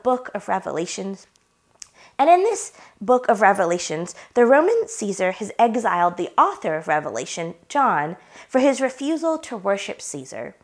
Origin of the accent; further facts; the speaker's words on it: Blue Ridge Mountains, North Carolina, United States; moved away; I cross the Virginia-North Carolina line and I begin to see the mountains that I grew up in.